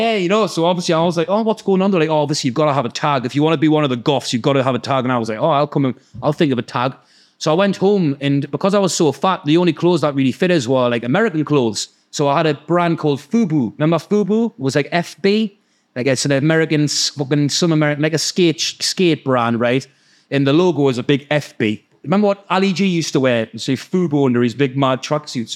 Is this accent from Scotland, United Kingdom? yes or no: no; Gateshead, North East England, United Kingdom; also born or lived in Newcastle; I was born in Gateshead, uh, born in Newcastle, um, with my mum and dad, and my mum and dad broke up and me, I moved to Gateshead with my mum.